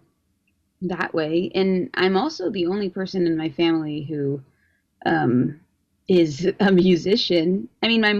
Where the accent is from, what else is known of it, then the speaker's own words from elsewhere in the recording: Carmel, Indiana, United States; I guess I'm from Indiana. I'm from Carmel